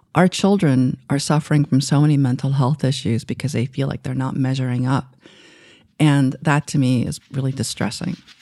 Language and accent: English; New York City, New York, United States; English is a second language; also born or lived in Asia; when I was growing up in Queens